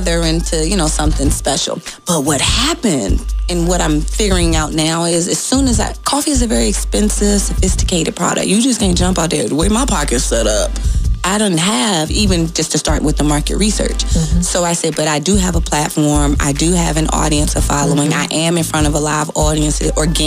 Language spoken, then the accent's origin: English; Hampton, Virginia, United States; I was raised down the street, so, you know, I grew up in Hampton